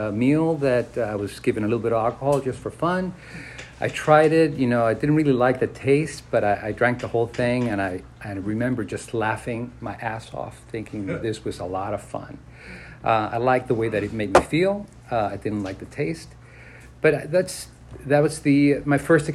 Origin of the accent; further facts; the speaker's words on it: Mexico City, Mexico; I was born and raised in Mexico City